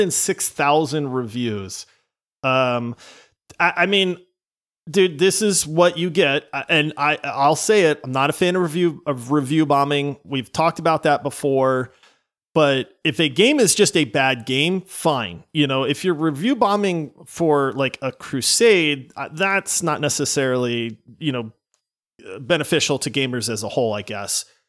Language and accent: English; Pennsylvania, United States; moved away; I grew up in Pennsylvania.